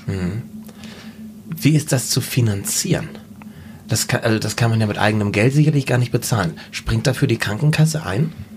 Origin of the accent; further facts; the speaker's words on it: Husum, Schleswig-Holstein, Germany; bei uns in Husum in Nordfriesland